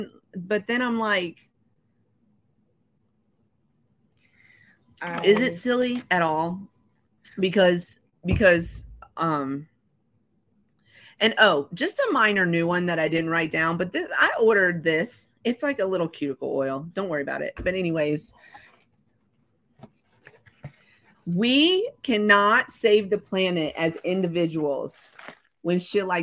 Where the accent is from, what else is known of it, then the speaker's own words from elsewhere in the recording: the South, United States; I'm from the South